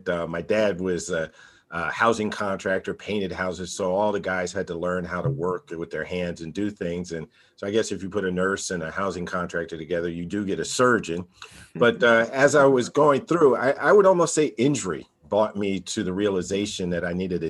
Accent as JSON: {"language": "English", "region": "New Jersey", "country": "United States", "tie": "born or raised there", "moved": "yes", "lives_now": "Nashville, United States", "said": "I was born and raised in New Jersey, public high school product"}